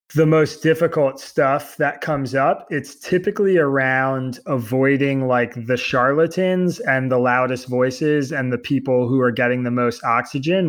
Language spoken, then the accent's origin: English; Bucks County, Pennsylvania, United States; now in New York, United States; I grew up in Bucks County, Pennsylvania